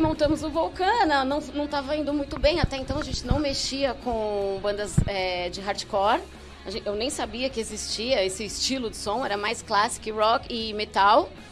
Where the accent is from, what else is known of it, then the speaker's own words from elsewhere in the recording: São Paulo, Brazil; Eu sou paulistana, uhum. ali da região da Moca, do da centro. Moca. Frequentei muito ali a Baixa Augusta